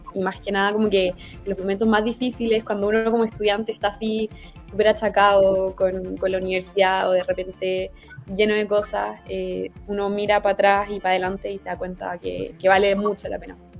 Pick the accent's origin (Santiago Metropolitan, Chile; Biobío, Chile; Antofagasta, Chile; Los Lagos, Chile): Santiago Metropolitan, Chile; Santiago; de Santiago, pero mm, ahí tengo un par de familiares en Iquique